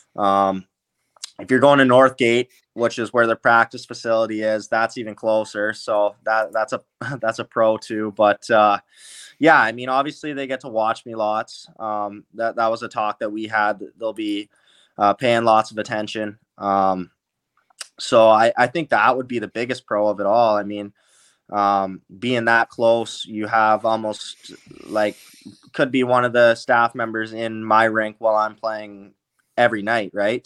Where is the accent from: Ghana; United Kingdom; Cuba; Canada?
Canada; Langley, British Columbia; I'm from Langley, so that's about an hour and a half away